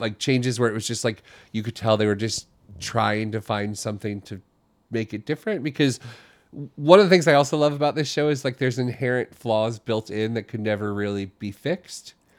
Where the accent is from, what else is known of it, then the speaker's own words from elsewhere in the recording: Florida, United States; moved away as an adult; also born or lived in Ohio / New Jersey; now in New York City, United States; when I was little, I was from Ohio, and then we moved to Florida when I was young, and I grew up there